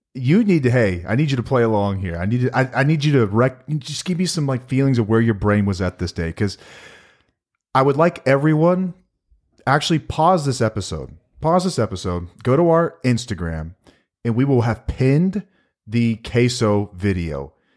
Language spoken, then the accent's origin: English; Texas, United States; we're from Texas